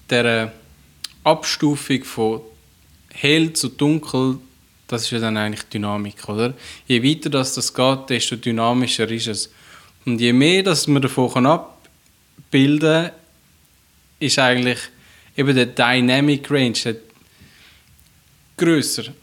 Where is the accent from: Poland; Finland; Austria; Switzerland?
Switzerland; was praktisch ja sowieso niemand mehr hat bei uns in der Schweiz